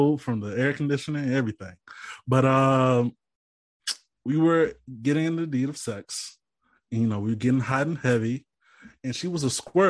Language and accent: English; Louisiana, United States; other people from Louisiana. That's my Louisiana nickname.